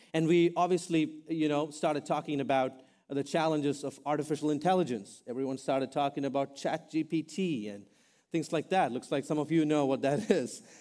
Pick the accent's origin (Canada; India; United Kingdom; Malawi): India; now in United States; I'm an Indian guy.